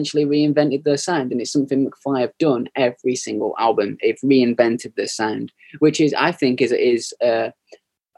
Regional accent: United Kingdom; we're British

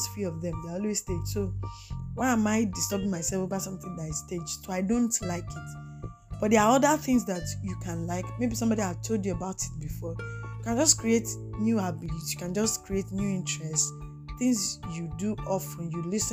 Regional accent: Nigeria; Nigeria is my country. I live in Nigeria

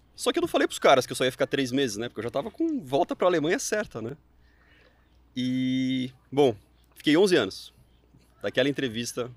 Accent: Mogi Mirim, São Paulo, Brazil; eu sou do interior de São Paulo, uma cidade pequenininha, Mojimirim

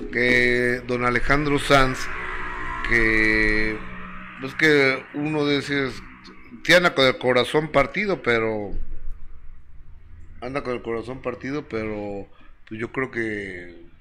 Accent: Zacazonapan, State of Mexico, Mexico; Sí, yo, soy del Edomex. Ajá. Yo soy del meritito

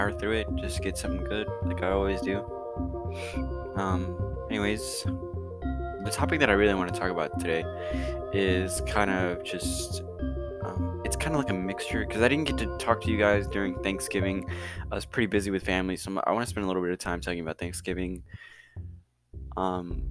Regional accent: United States; I'm an American, Americans are kind of majorly Christian

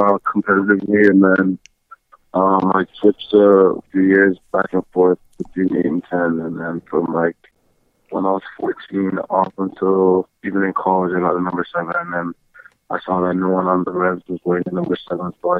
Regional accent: Canada; being Canadian born, I definitely love to represent my home country

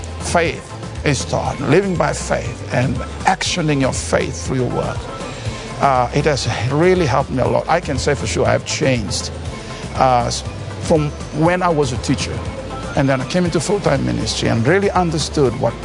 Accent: Fiji; I'm from Fiji.

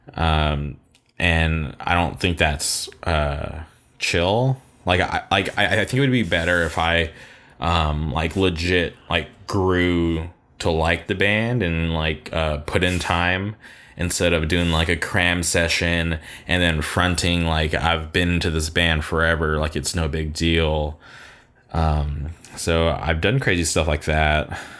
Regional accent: Palm Springs, California, United States; my hometown

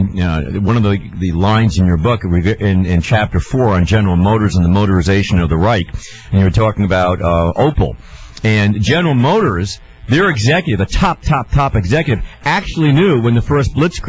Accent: New York, United States; Growing up in New York, and then, of course, being 60 years of age

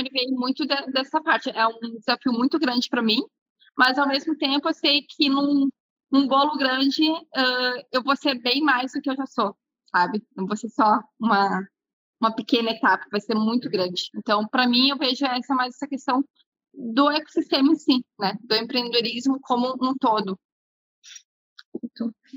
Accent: Porto Alegre, Rio Grande do Sul, Brazil; eu nasci aqui no Rio Grande do Sul mesmo, nasci em Porto Alegre

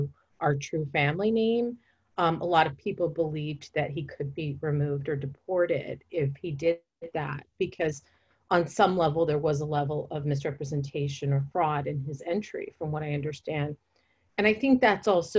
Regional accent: Fresno, California, United States; I was growing up in Central California, in Fresno, California, not in New York City

